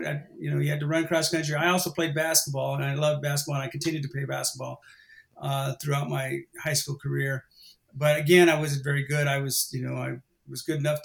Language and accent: English; Los Lunas, New Mexico, United States; moved away as an adult; growing up in Los Lunas